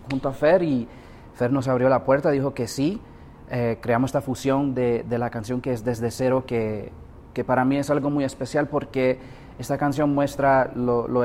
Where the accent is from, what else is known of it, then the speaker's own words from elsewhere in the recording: United States; pues yo nacido y criado en los Estados Unidos con raíces nicaragüenses por medio de mis padres.